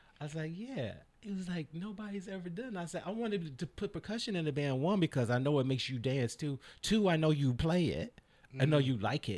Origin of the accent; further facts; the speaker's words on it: Chicago, Illinois, United States; I am from the South Side of Chicago, and I grew up.